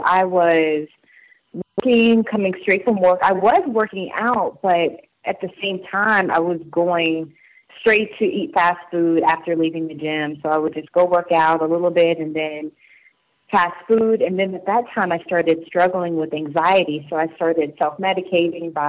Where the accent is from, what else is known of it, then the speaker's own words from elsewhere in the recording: Charleston, South Carolina, United States; I grew up in Charleston, South Carolina, so I grew up as a military brat, and I ended up staying in South Carolina from middle school, high school, through college